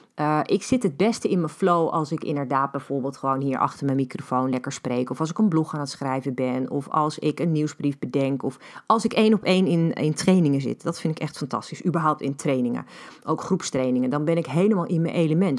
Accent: Netherlands; ik groeide op in Beeldhoven.

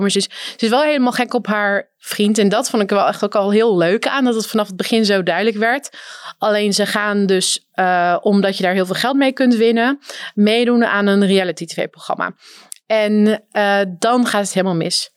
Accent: North Holland, Netherlands; ik kom uit Noord-Holland

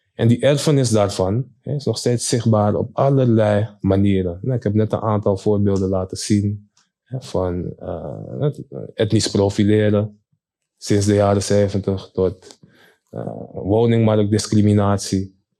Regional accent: Amsterdam, North Holland, Netherlands; Ik ben zelf geboren en getogen in Amsterdam.

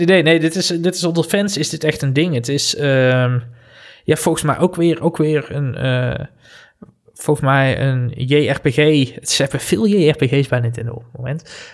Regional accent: North Brabant, Netherlands; moved away as an adult; also born or lived in Amsterdam; Ik ben weer terug naar mijn roots

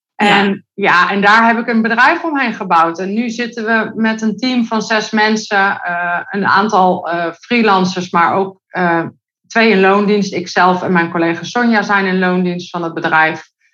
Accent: Netherlands; Ik kom uit Nederland

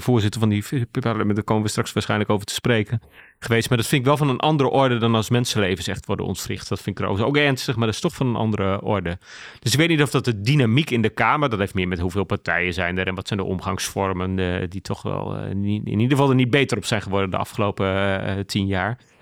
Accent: Groningen, Netherlands; also born or lived in Ten Boer; Ik ben geboren en getogen in Groningen. Mijn ouders wonen nog steeds in Ten Boer.

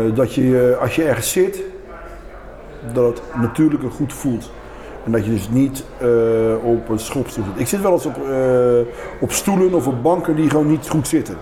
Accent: Rotterdam, South Holland, Netherlands; het centrum van Rotterdam waar ik opgegroeid ben en waar ik, dat, ik voel me een kind van het centrum van Rotterdam.

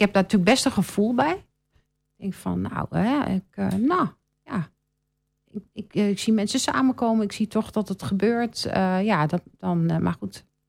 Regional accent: Bennekom, Gelderland, Netherlands; now in Almelo, Netherlands; ik kom van de Veluwe. Ja. ja. Van een heel klein plaatsje en dat heet Bennekom

